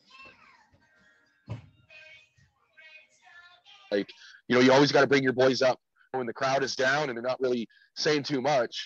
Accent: Winnipeg, Manitoba, Canada; moved away as an adult; now in Mexico City, Mexico; I'm from Winnipeg. Born and raised

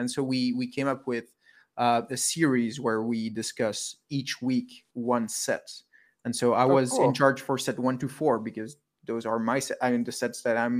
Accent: Belgium; I'm from Belgium.

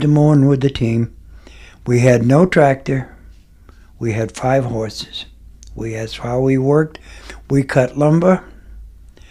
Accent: Franklin, New Hampshire, United States; also born or lived in Dedham, Massachusetts; I was born and raised. I was not born in New Hampshire. I was born in Massachusetts. Dedham, Mass. Lived there until I was 6 and a half. Went to New Hampshire

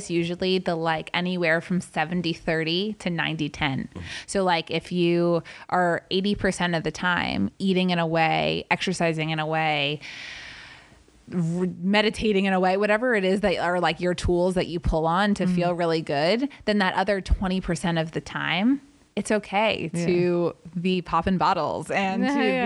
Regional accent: Atlanta, Georgia, United States; now in California, United States; the soul foods I grew up with in Atlanta

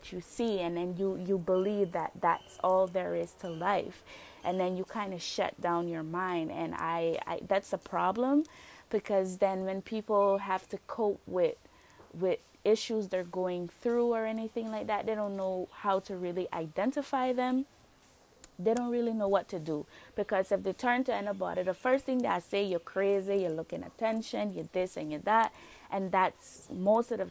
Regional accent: Roatán, Bay Islands, Honduras; I'm from Roatan, Honduras

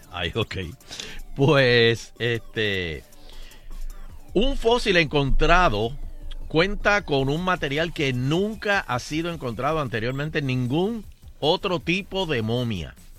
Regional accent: Puerto Rico; le dijimos, Puerto Rico

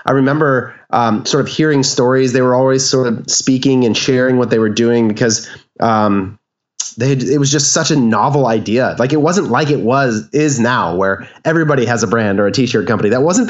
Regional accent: Orange County, Southern California, United States; So we're both from the Southern California area, Orange County area

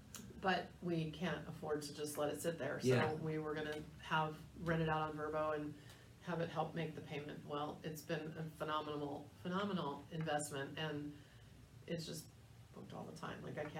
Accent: San Diego, California, United States; moved away; I grew up in San Diego

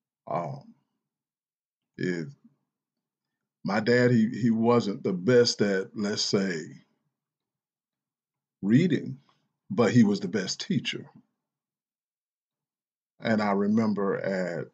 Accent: the South, United States; I'm from the South

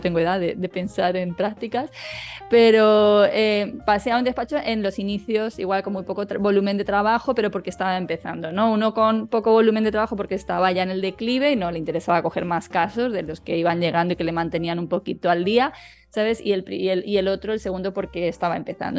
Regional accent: Madrid, Community of Madrid, Spain; moved away as an adult; now in Málaga, Spain; yo nací aquí, aunque me crié en Madrid

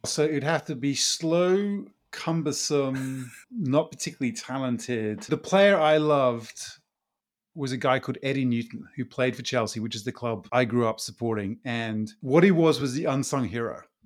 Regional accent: Brazil; moved away; I grew up in Brazil

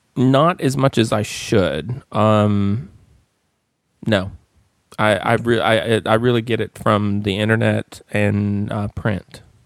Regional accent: Appalachian Mountains, United States; now in Atlanta, United States; I grew up in the Appalachian Mountains

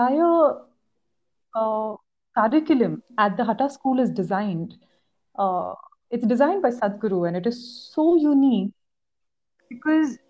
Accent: Chandigarh, India; moved away; I'm actually from Chandigarh. Come back to meet my parents

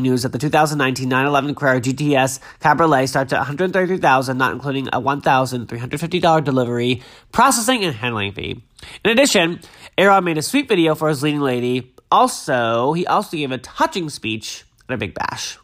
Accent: Massachusetts, United States; I grew up in Glasgow, Massachusetts, which is a really small town on the south shore of Massachusetts, right on the water.

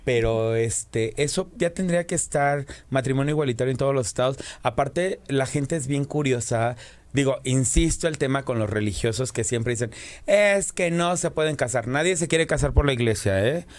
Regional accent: Morelos, Mexico; El estado de Morelos, de donde yo vengo

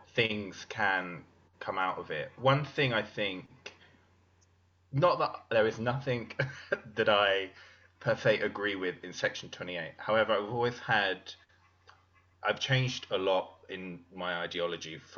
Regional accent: United Kingdom; I'm British

